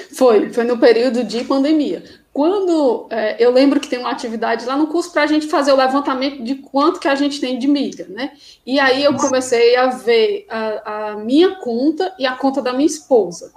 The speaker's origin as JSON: {"language": "Portuguese", "region": "Ceará", "country": "Brazil", "also_born_or_lived": "Crato", "said": "eu sou do Ceará, né? moro no interior do Ceará, numa cidade chamada Crato."}